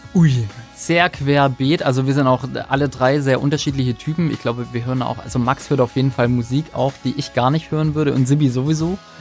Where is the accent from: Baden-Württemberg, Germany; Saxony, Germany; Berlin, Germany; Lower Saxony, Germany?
Baden-Württemberg, Germany; accent: Swabian; dass wir doch noch ein bisschen einen schwäbischen Akzent in manchen Wörtern drin haben